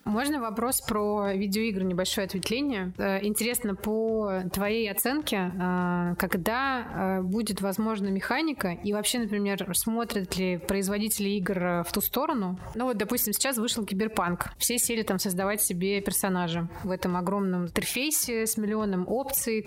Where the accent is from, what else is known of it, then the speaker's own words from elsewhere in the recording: Mari El, Russia; Я из Мариэл